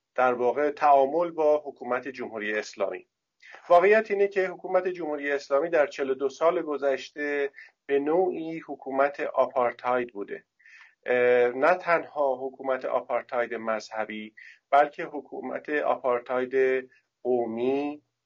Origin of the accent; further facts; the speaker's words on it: Iran; also born or lived in Tehran; من به عنوان یک ایرانی